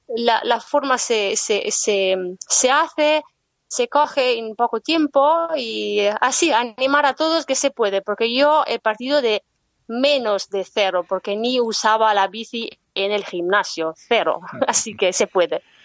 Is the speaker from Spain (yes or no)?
no; northern Italy, Italy; Spanish is a second language; moved away as an adult; yo soy del norte de Italia